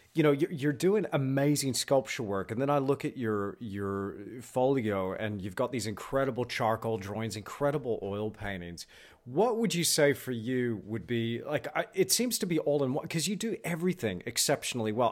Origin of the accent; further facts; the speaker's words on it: Texas, United States; I'm from Texas